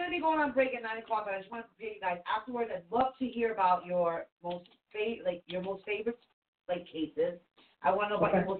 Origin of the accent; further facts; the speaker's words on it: the South, United States; accent: Southern drawl; it was my accent, dude.